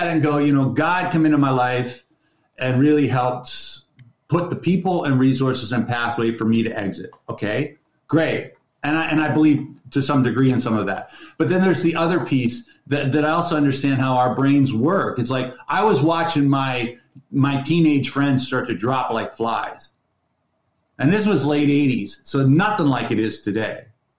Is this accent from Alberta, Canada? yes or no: no; Midland, Ontario, Canada; now in British Columbia, Canada; I grew up in Midland, Ontario.